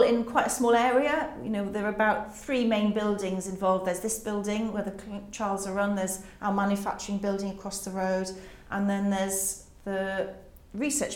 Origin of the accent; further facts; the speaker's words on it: Carmarthen, Wales, United Kingdom; moved away; also born or lived in Oxford; in Carmarthen in West Wales where we grew up